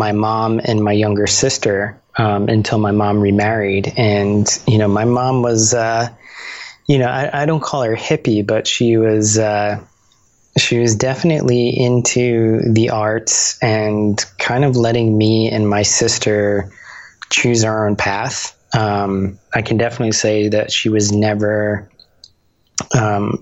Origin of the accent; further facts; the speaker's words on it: Bayonne, New Jersey, United States; I grew up in New Jersey. So this was, this was a town, near Jersey City called Bayonne